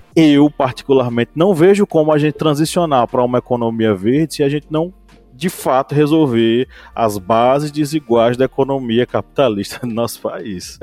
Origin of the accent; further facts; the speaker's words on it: Bahia, Brazil; na Bahia, eu vou falar pela Bahia, que é minha, minha terra